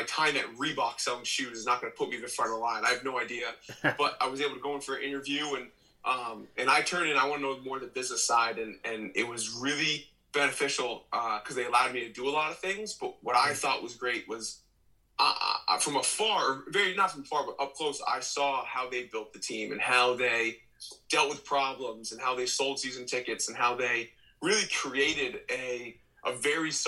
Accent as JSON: {"language": "English", "region": "Maine", "country": "United States", "said": "I'm from Maine. I'm established here"}